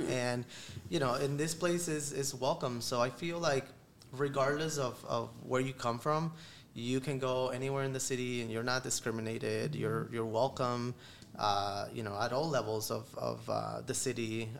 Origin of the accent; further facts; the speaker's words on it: Florida, United States; now in Philadelphia, United States; I'm not from Philly. I actually grew up in Florida.